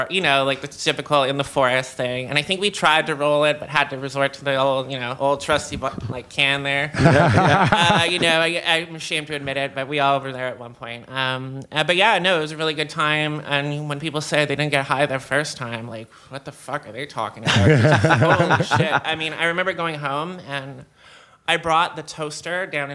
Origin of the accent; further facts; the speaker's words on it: Surrey, British Columbia, Canada; now in Vancouver, Canada; Born and raised in, Vancouver, but as you know, I'm actually from Surrey.